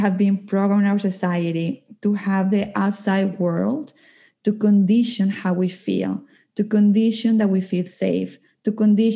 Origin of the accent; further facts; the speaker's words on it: Colombia; moved away as an adult; now in Calgary, Canada; I'm originally from Colombia, but I live in Canada, in Calgary. I have been living in Canada for 12 years